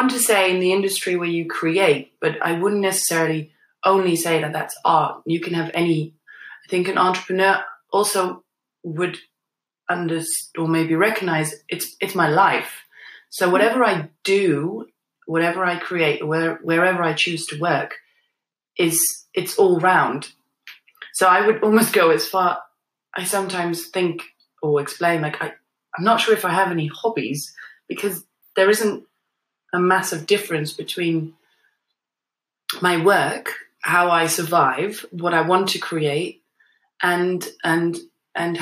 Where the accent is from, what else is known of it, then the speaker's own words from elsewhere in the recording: Netherlands; now in London, United Kingdom; I grew up in the Netherlands, I still have a connection with the Netherlands